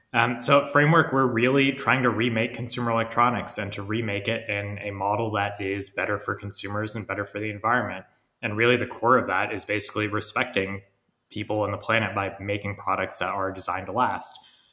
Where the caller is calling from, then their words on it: London, United Kingdom; I'm calling you from London.